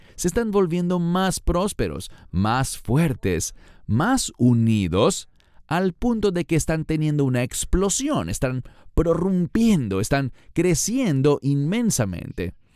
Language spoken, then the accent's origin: Spanish; Israel; un habitante que soy de Israel